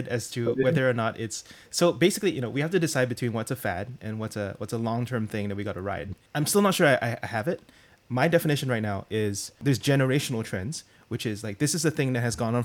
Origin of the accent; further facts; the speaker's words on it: Singapore; I was born and raised in Singapore